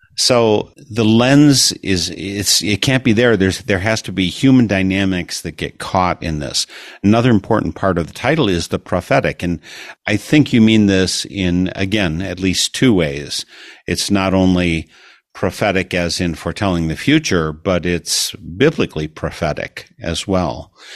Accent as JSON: {"language": "English", "region": "Wisconsin", "country": "United States", "said": "I'm from Wisconsin"}